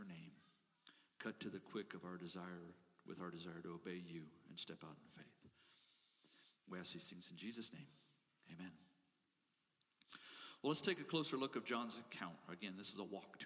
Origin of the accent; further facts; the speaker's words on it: Colorado, United States; I grew up in small town Colorado